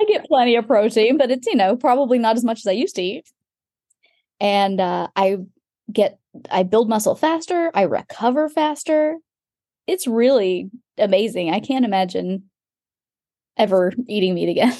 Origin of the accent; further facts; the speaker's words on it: Texas, United States; moved away; also born or lived in London; I'm from Texas